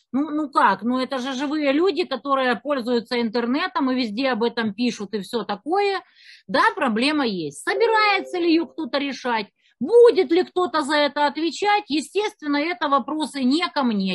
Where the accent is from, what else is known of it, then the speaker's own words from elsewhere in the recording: Kerch, Crimea, Ukraine; moved away; also born or lived in Kyiv; я из Керчи